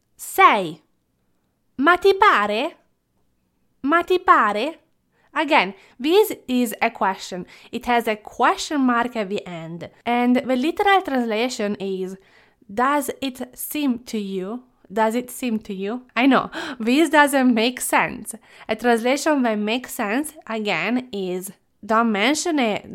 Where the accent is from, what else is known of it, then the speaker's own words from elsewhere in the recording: Italy; moved away; as a child growing up in Italy